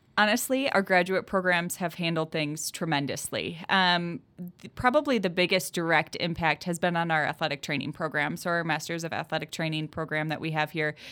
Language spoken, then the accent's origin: English; Southwest Wisconsin, United States; I'm from Southwest Wisconsin.